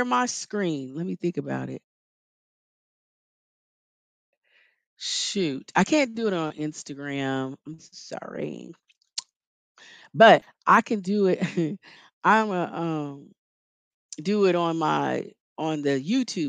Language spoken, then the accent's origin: English; Kansas, United States; I'm from Kansas